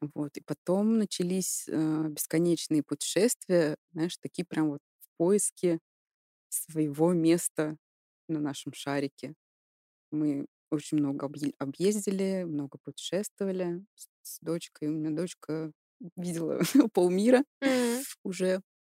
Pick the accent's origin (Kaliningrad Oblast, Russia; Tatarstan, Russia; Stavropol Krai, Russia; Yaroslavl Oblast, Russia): Tatarstan, Russia; Kazan; moved away as an adult; also born or lived in Stuttgart, Germany; now in Weinstadt, Germany; Родилась и выросла в России, в городе Казань